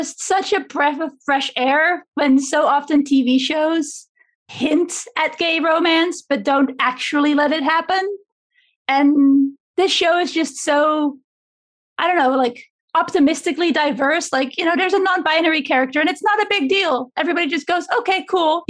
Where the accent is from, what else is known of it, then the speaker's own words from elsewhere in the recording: Amsterdam, North Holland, Netherlands; I grew up here. I'm born and raised in Amsterdam, so I don't know anywhere else